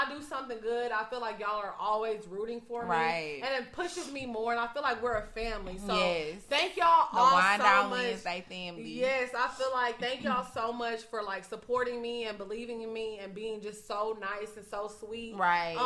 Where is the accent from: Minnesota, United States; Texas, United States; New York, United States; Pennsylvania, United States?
Texas, United States; Orange; moved away; I'm from Orange, Texas, y'all. Right. It's a very, very small town. And not a lot of people get out of Orange.